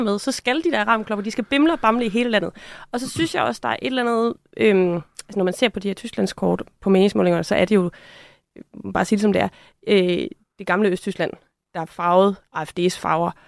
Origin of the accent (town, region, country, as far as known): Denmark